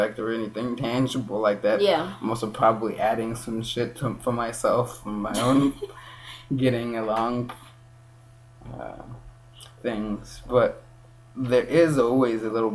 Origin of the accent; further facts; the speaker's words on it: Kenya; moved away; being raised in Kenya, and it's also part me being who I am, and it's part being raised here as a Kenyan